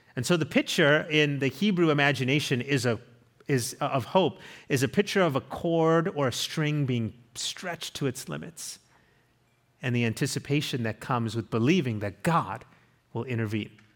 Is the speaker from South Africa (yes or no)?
yes; South Africa; moved away; we went to my home country. It's where I'm from